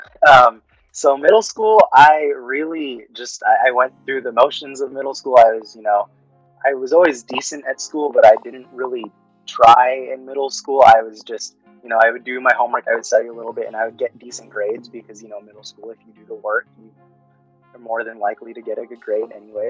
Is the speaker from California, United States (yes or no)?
yes; Fairfield, California, United States; first language Tagalog; English is a second language; moved away as an adult; also born or lived in Dasmariñas, Cavite, Philippines; now in Nebraska, United States; originally, I was uh, born in the Philippines, uh, moved to California, Fairfield, California, specifically when I was around four